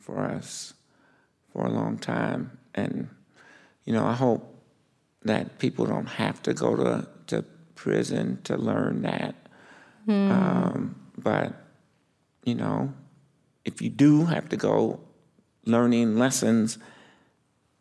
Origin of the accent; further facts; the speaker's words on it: Chicago, Illinois, United States; now in Minneapolis, United States; growing up in Chicago.